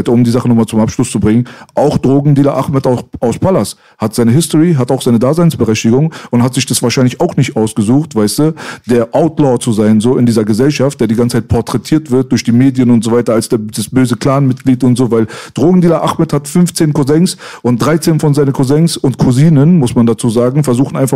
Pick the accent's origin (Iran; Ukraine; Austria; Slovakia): Iran; now in Germany; Ich bin, was was das angeht, in vielerlei Hinsicht mehr Deutsch als Iraner mittlerweile, mhm. 30 Jahre später.